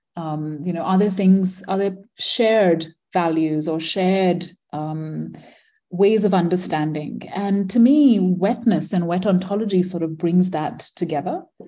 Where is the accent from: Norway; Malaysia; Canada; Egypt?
Malaysia; moved away as an adult; also born or lived in India / Manipal, India / Philadelphia, United States; I grew up in Malaysia, born in India, grew up in Malaysia, um, spent all my childhood there